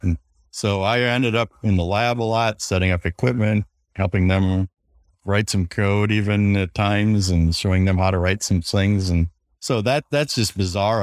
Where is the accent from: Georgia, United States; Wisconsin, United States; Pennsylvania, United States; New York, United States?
Wisconsin, United States; I grew up in Wisconsin